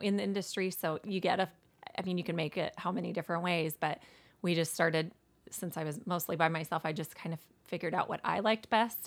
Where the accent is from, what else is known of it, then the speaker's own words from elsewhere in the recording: Manning, Iowa, United States; I was born here, born and raised in Manning, graduated from high school